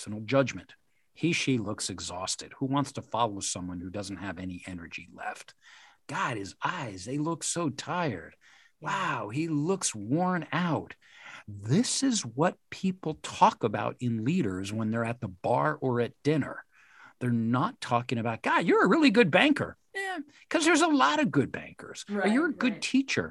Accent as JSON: {"language": "English", "town": "West Point", "region": "New York", "country": "United States", "tie": "born or raised there", "said": "I had the good fortune of growing up on a military reservation. I grew up in West Point."}